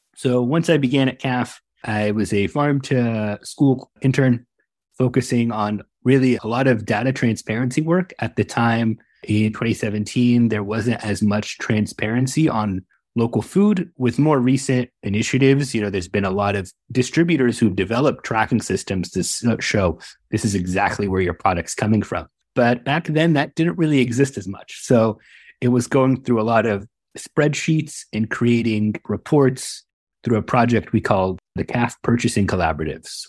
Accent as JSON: {"language": "English", "region": "Northern California", "country": "United States", "tie": "born or raised there", "said": "I was born and raised here in Northern California"}